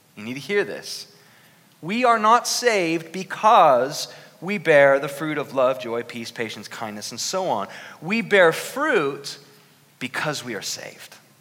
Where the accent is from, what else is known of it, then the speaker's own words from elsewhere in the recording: Newark, Ohio, United States; moved away; my hometown of Newark, Ohio